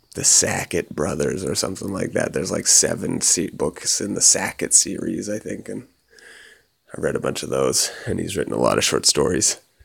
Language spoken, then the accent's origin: English; Canada; moved away; growing up in Canada, it's like the cowboy was the archetypal hero